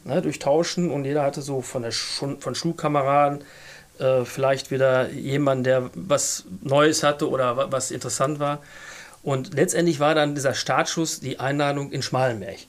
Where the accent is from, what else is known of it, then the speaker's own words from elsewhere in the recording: Fredeburg, North Rhine-Westphalia, Germany; gebürtiger Fredeburger